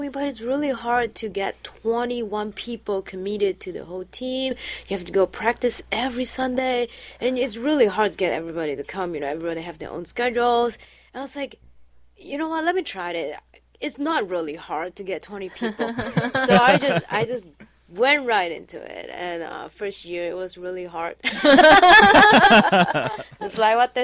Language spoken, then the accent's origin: English; Malaysia; moved away as an adult; also born or lived in Pennsylvania, United States; now in Cleveland, United States; although I was born and raised in Malaysia, you know, like an Asian country